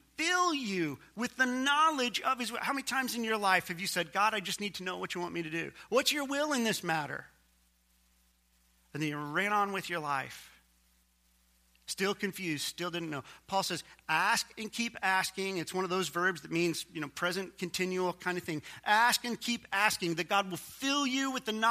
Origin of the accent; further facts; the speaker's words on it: Missouri, United States; my home state, Missouri